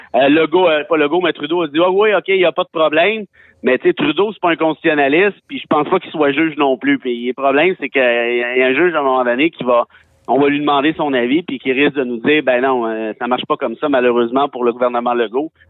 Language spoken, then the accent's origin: French; Mont-Laurier, Quebec, Canada; moved away as an adult; also born or lived in Montreal; je viens de région, je viens de Mont-Laurier